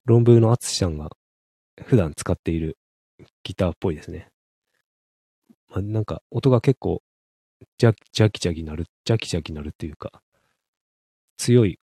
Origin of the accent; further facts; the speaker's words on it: Hakodate, Hokkaido, Japan; まあ、北海道の、まあ、函館の方の出身なんでね